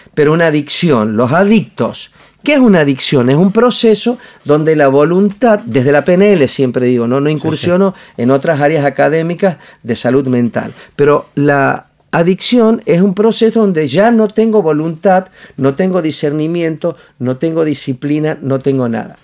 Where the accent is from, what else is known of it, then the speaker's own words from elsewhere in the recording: Añatuya, Santiago del Estero, Argentina; yo soy de Añatuya, de Medio del Monte, de Santiago del Estero, no soy un niño que, que, se, que estudió eh, en, ¿cómo se llama? en el mejor colegio de Córdoba, ni el, estudié en el Normal Florentino Meguino, un colegio super público